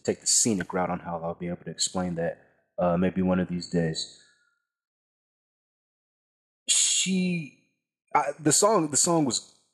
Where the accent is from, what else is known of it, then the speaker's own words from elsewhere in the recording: Texas, United States; from Texas